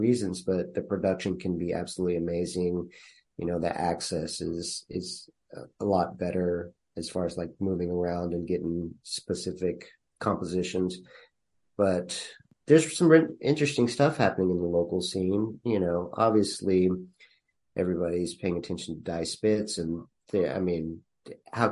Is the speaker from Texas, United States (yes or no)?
yes; Temple, Texas, United States; now in Austin, United States; I grew up in Temple, Texas